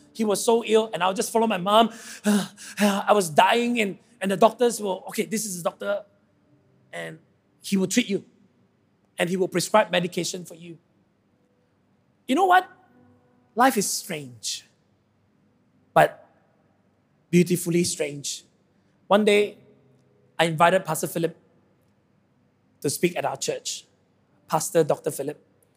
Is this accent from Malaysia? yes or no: yes; Sabah, Malaysia; I come from Sabah and I'm very proud to be a Sabahan.